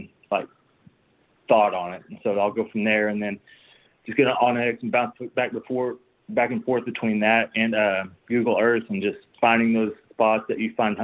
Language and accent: English; Muskogee, Oklahoma, United States; I'm also from the Muskogee area